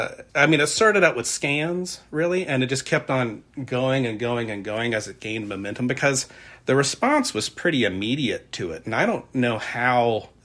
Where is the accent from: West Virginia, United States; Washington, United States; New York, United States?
West Virginia, United States; Point Pleasant; also born or lived in Gallipolis, Ohio; I was born in Gopalis, Ohio. I grew up in Point Pleasant